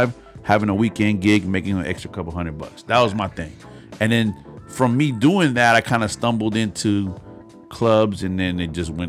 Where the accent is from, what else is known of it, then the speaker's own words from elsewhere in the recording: San Francisco, California, United States; I'm from San Francisco